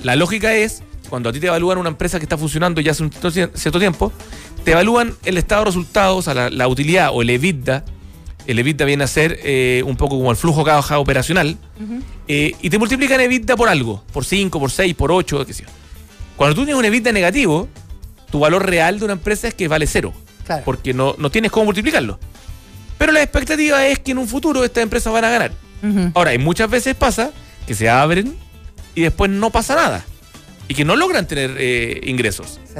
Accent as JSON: {"language": "Spanish", "country": "Chile", "said": "como chileno"}